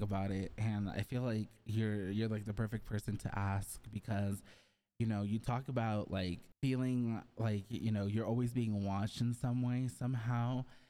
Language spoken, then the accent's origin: English; Mexico; So I was born in Mexico, but then I moved to the countryside. So I basically lived in the countryside.